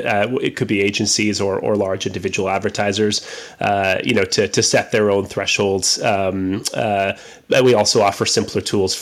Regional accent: Canada; I am Canadian.

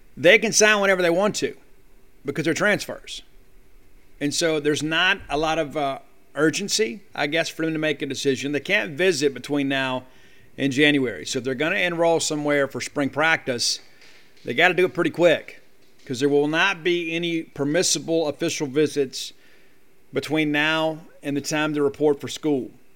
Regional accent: South Mississippi, United States; When I was a young man growing up in South Mississippi

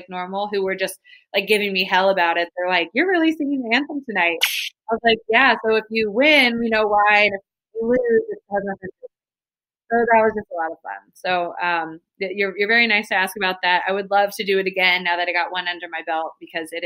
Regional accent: Midwest, United States; moved away; also born or lived in Georgia; I'm a Midwesterner. I came down to the South

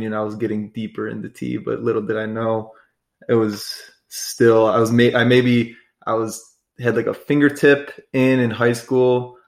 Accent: Chicago, Illinois, United States; I grew up in the Chicagoland area and went to high school there

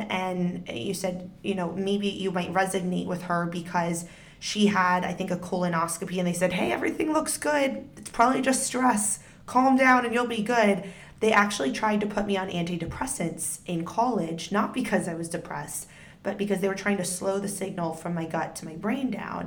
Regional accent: Northern Virginia, United States; we grew up in Northern Virginia

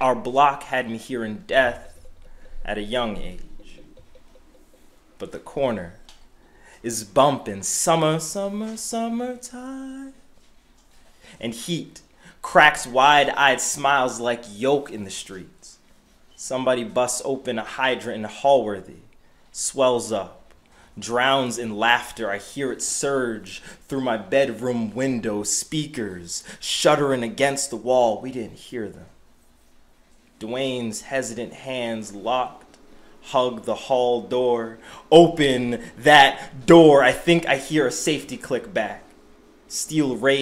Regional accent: Boston, Massachusetts, United States; the street that I grew up on in Dorchester, not very far from this building

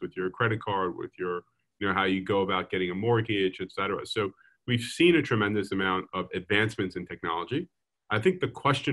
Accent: Lawrence, New York, United States; I grew up in a town called Lawrence

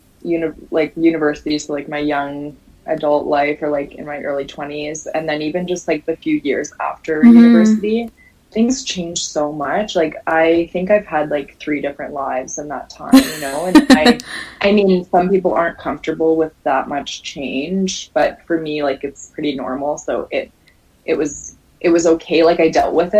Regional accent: Calgary, Alberta, Canada; moved away as an adult; also born or lived in Nova Scotia; I'm from Calgary, Alberta, and for some reason I decided that like I just wanted to change my whole life, and I wanted to get like as far away from like my hometown and like my high school as possible

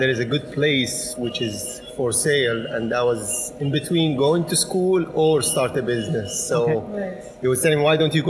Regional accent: Syria; now in Alberta, Canada; I'm from Syria originally.

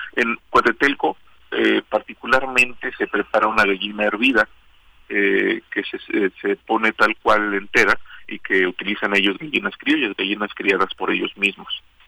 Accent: Mexico

